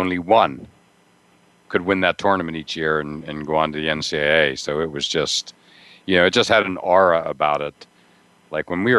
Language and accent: English; Pennsylvania, United States; I grew up in Pennsylvania